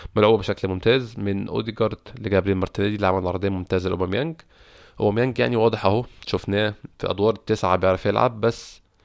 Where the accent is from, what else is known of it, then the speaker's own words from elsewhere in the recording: Egypt; عندنا في مصر